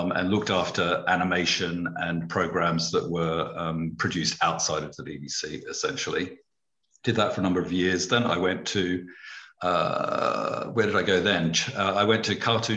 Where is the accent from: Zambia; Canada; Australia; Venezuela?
Australia; moved away as an adult; also born or lived in United Kingdom; I'd never really been outside Australia apart from one trip to Fiji